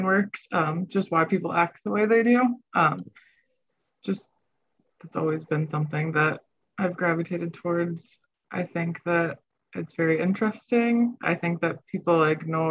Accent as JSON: {"language": "English", "town": "Rockford", "region": "Illinois", "country": "United States", "tie": "born or raised there", "said": "Born and raised Rockford, Illinois"}